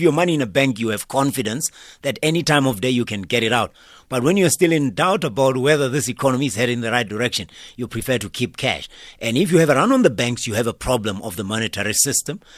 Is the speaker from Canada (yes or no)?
no; Limpopo, South Africa; I'm born in Limpopo, I'm far from water